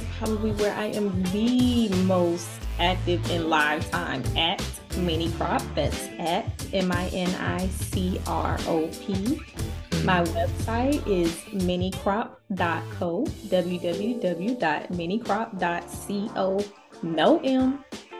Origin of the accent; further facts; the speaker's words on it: the South, United States; Cornbread and collard greens and neck bone. Okay, I'm from the South.